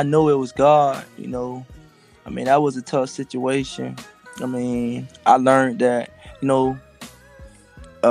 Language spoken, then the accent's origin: English; Miami, Florida, United States; growing up in Miami, you might see a shootout